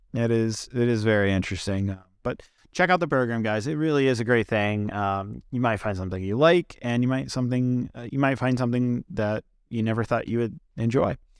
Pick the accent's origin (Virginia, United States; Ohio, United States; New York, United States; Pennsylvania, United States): Virginia, United States; right here in my home state of Virginia